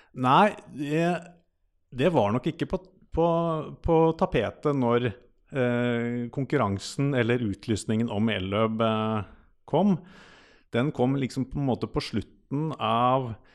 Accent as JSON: {"language": "Norwegian", "town": "Rømskog", "region": "Viken", "country": "Norway", "said": "Jeg er fra Rømskog. Eh, Rømskauen kaller vi det."}